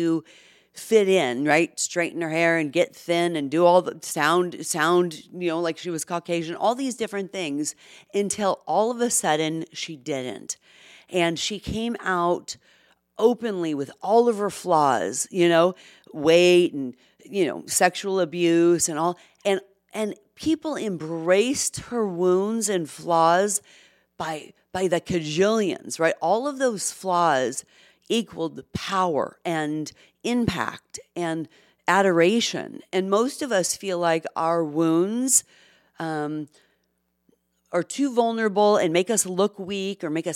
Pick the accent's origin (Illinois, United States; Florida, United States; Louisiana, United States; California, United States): California, United States; Los Angeles; accent: Valley girl; I grew up in Los Angeles in the Valley in the 80s. Yes, that makes me literally a Valley girl. But I work very hard to not sound like one